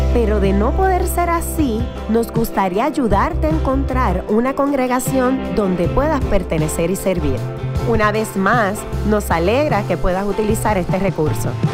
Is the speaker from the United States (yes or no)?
yes; Houston, Texas, United States; yo crecí en Houston, Texas, ustedes saben, en una familia decididamente católica